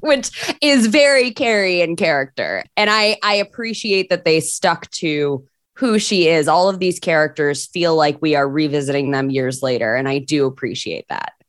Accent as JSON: {"language": "English", "region": "Michigan", "country": "United States", "moved": "yes", "said": "I'm from Michigan. originally"}